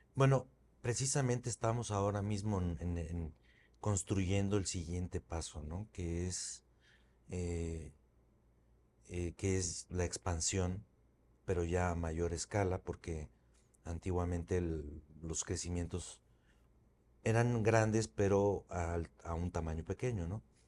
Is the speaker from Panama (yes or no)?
no; Mexico; moved away as an adult; also born or lived in Spain; el regresarme a México fue pues algo más sencillo de alguna manera porque ya lo había hecho y además con unas bases mucho más sólidas ahora en mi país